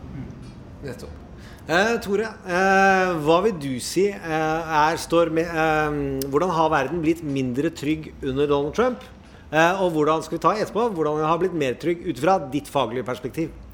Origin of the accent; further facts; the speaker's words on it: Indre Østfold, Norway; jeg er fra Indre Østfold